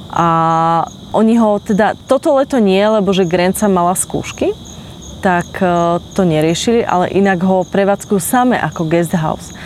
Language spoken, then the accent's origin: Slovak; Slovakia; my sme Slováci, ktorí sme vedľa Ukrajiny